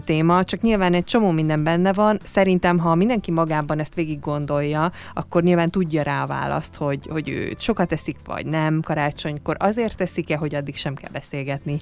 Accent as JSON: {"language": "Hungarian", "country": "Hungary", "said": "most nyilván magyarok vagyunk"}